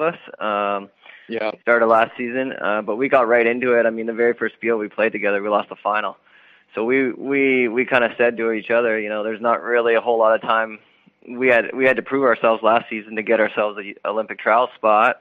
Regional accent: Sarnia, Ontario, Canada; the Sarnia World Curling Tour event, which is in my hometown

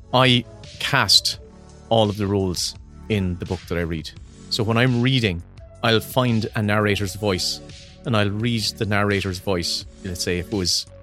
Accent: Ireland; accent: Irish; it's an Irish voice. It's my voice.

